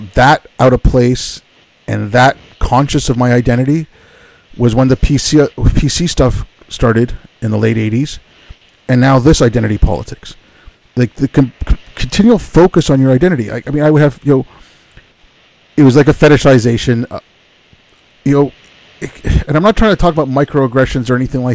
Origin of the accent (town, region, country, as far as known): Montreal, Quebec, Canada; born or raised there; also born or lived in Hyderabad, India